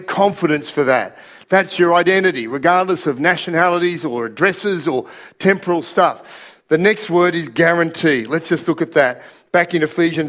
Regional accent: Australia; also born or lived in Russia; we're Australian

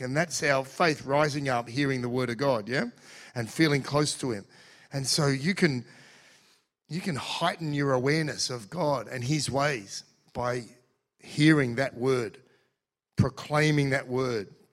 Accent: Australia; I'm Australian too

